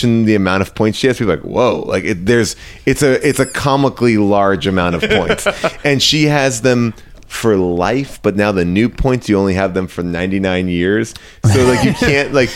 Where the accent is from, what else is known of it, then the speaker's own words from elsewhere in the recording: New York, United States; I grew up in New York